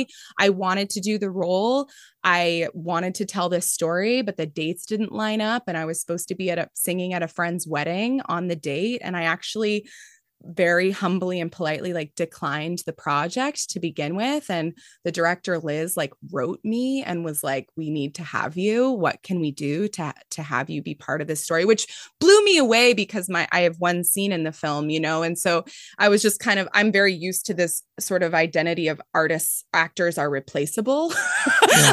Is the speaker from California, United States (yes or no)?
yes; Mountain View, California, United States; I grew up in Mountain View